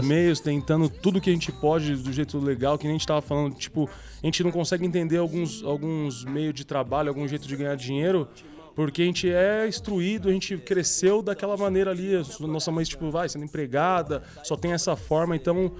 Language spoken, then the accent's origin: Portuguese; São Paulo, Brazil; eu sou da cidade de Tiradentes